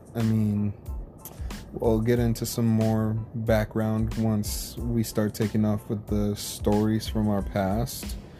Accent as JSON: {"language": "English", "region": "California", "country": "United States", "tie": "born or raised there", "also_born_or_lived": "Oklahoma", "said": "I was born in Oklahoma, raised in California, so I'm a California uh, guy"}